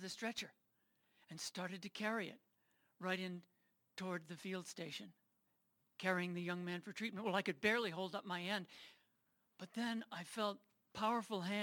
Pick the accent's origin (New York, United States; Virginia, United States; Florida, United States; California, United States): New York, United States; New York City; now in Colorado Springs, United States; I was born not here in Colorado Springs or even in Colorado, but in New York City, and raised in a family